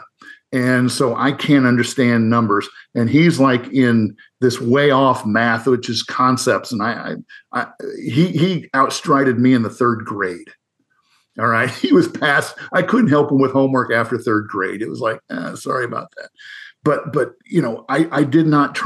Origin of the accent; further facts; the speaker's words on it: Northern Iowa, United States; I grew up in Northern Iowa